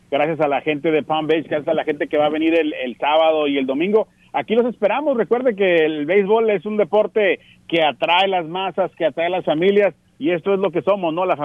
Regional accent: Tijuana, Baja California, Mexico; now in California, United States; Yo, yo nací en Tijuana.

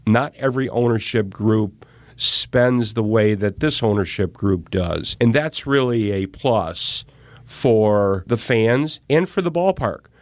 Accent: Racine, Wisconsin, United States; I grew up in Racine

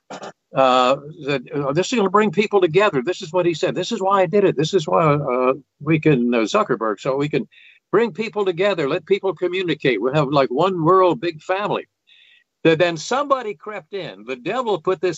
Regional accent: southwest Virginia, United States; moved away as an adult; now in New Jersey, United States; the southwest corner of Virginia where I'd gone to high school

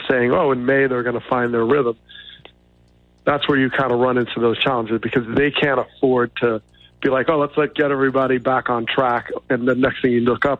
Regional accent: outside of New York, United States; I grew up outside of New York

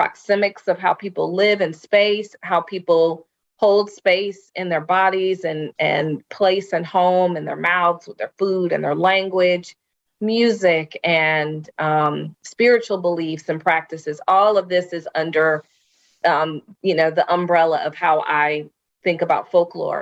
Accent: Columbia, South Carolina, United States; Waverly is a historic Black community in Columbia, South Carolina, that's anchored by two HBCUs, Allen and Benedict. They're both private HBCUs. And so I grew up around Black folks

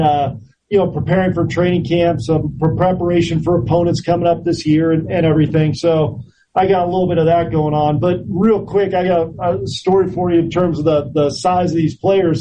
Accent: Orinda, California, United States; I grew up in in Orinda, California, which is a suburb of both Oakland and, and San Francisco and and Berkeley

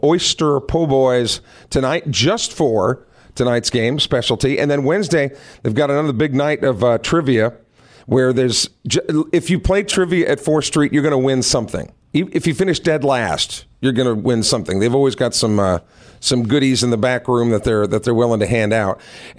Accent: Midwest, United States; now in Mississippi, United States; We don't have a lot of oysters in the Midwest.

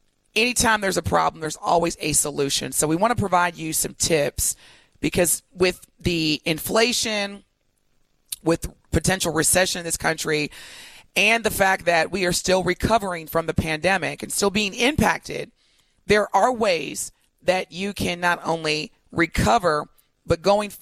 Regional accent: East St. Louis, Illinois, United States; being a young kid raised in East St. Louis or growing up in East St. Louis.

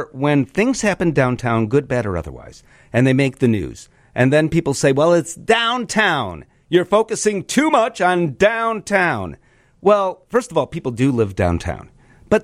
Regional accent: Chicago, Illinois, United States; I'm a Chicagoan.

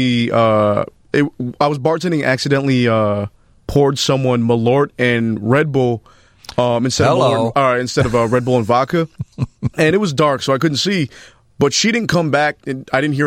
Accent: Buffalo, New York, United States; now in Chicago, United States; I'm originally from Buffalo, New York

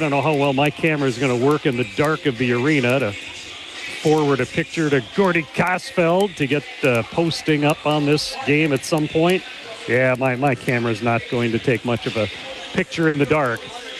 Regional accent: Hibbing, Minnesota, United States; I am a Hibbing High School graduate of 1986.

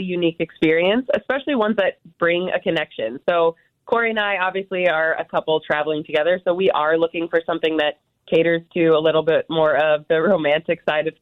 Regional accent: Wisconsin, United States; I grew up in Wisconsin

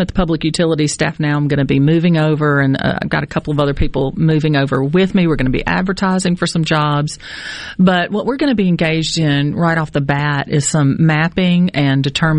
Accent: Brookhaven, Mississippi, United States; I'm from Brookhaven, Lincoln County.

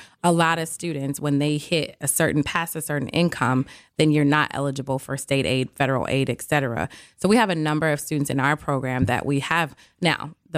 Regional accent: Milwaukee, Wisconsin, United States; No, I am from Milwaukee, born okay. and raised here. Okay. MPS graduate, a Rufus King graduate.

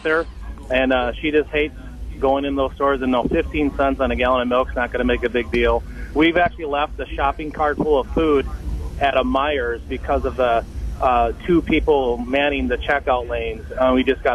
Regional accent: Racine County, Wisconsin, United States; I'm actually from the Racine County area. I live in Raymond

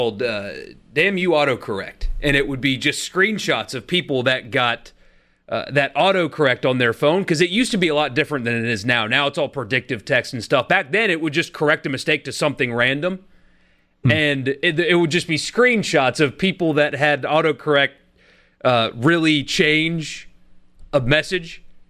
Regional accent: Florida, United States; moved away as an adult; I was from Florida until I turned 21.

